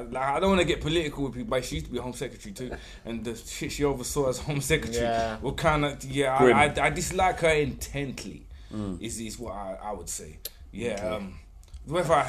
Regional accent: London, United Kingdom; I was born and raised in South London.

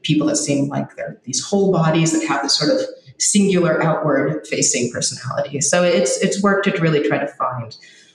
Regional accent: Los Angeles, California, United States; I grew up

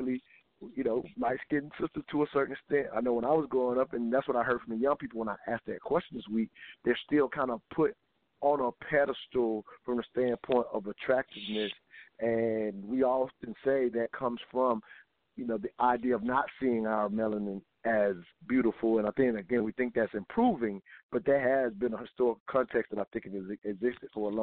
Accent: South Carolina, United States; growing up in South Carolina

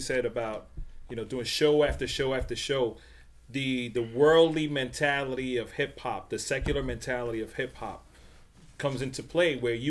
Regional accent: New York City, New York, United States; in New York, we're from the Bronx.

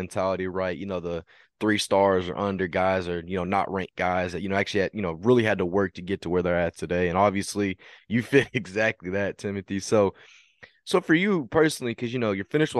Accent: Texas, United States; I'm from Texas

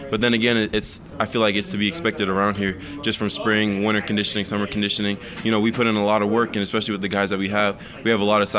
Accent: Phoenix area, Arizona, United States; moved away as an adult; I think I like summers back home a little bit.

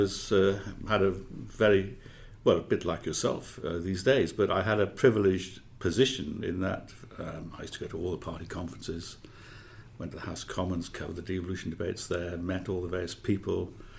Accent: Abergavenny, Wales, United Kingdom; also born or lived in Cardiff; I was born and brought up in Abergavenny, known as the gateway to Wales, but it's right on the border. And in terms of the degrees of Welshness, you might say not terribly Welsh.

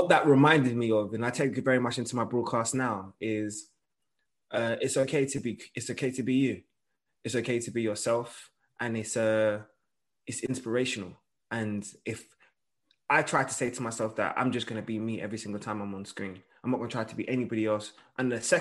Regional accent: London, United Kingdom; I'm a boy from London

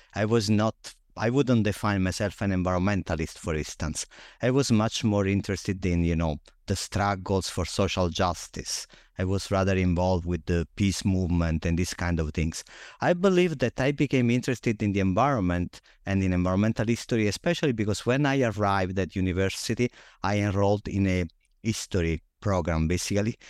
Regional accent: Naples, Campania, Italy; moved away; I grew up in Naples, Italy

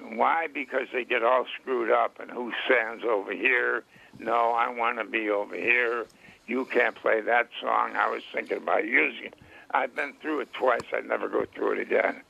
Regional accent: Rochester, New York, United States; my hometown, Rochester, New York

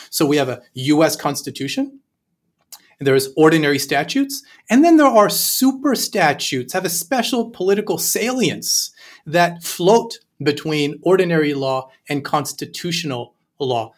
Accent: Canada; I'm Canadian

